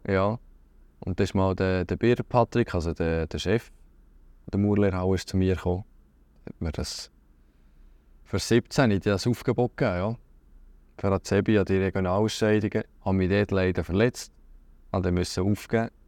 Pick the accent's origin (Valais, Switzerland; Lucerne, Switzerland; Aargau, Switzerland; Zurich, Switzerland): Lucerne, Switzerland; Schüpfheim; also born or lived in Hasle; ich bin von Schöpfen, aus dem Mäntlibuch. Geboren bin ich in Hasli, also ein Dorf weiter Richtung Luzern